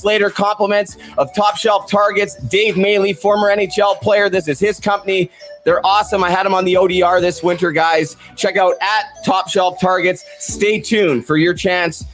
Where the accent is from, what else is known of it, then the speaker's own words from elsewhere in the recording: Port Coquitlam, British Columbia, Canada; my hometown of Port Coquitlam